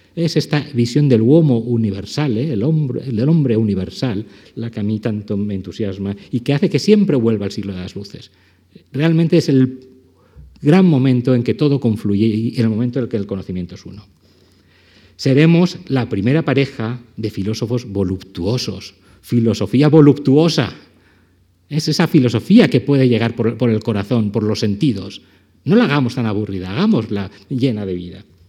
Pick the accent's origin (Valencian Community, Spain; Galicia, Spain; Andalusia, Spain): Valencian Community, Spain; como valenciano